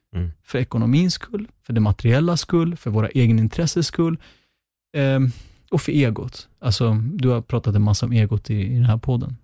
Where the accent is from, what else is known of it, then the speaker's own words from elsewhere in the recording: Northern Kurdistan, Turkey; now in Sweden; där jag kommer ifrån, men jag är ah, kurd-armenier från Kurdistan i, alltså norra Kurdistan i Turkiet